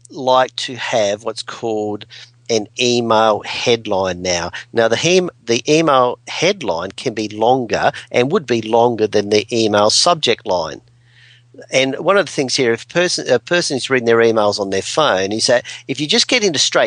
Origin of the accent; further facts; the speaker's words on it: Adelaide, South Australia, Australia; Here I'm from Adelaide